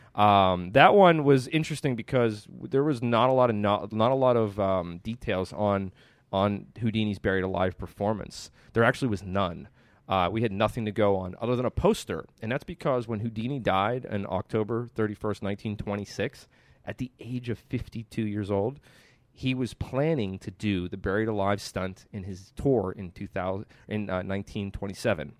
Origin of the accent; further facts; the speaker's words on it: Pittsburgh, Pennsylvania, United States; I grew up here